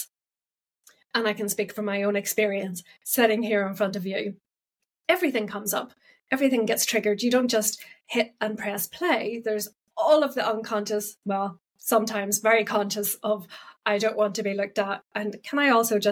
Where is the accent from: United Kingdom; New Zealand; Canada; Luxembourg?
United Kingdom; Northern Ireland; I'm actually Northern Irish.